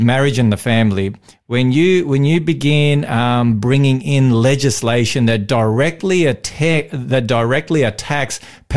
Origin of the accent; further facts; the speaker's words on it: Victoria, Australia; in Victoria, I'm a Victorian. I was born in Victoria